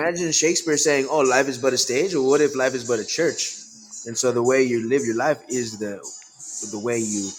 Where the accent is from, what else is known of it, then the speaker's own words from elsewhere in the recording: Wisconsin, United States; moved away; I'm from Wisconsin originally, and there's a bunch of German Lutherans up there.